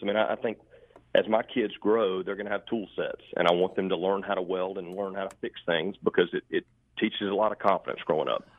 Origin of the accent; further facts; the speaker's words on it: Charlotte, North Carolina, United States; I grew up in Steel Creek